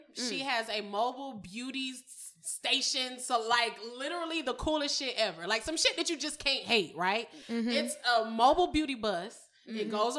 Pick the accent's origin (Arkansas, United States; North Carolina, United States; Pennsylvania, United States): North Carolina, United States; I'm from North Carolina. And it was very racist when the last time I checked.